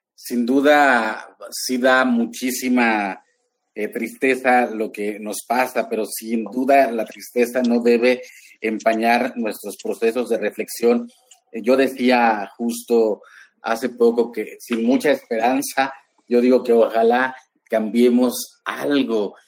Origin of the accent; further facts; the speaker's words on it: Huasteca Veracruzana, Mexico; mis orígenes allá en la Huasteca Veracruzana